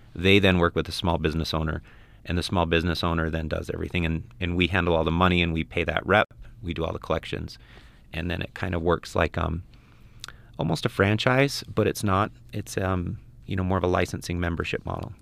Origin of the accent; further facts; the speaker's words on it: Ogden, Utah, United States; moved away as an adult; also born or lived in Guatemala / Belize; I'm from Ogden, Utah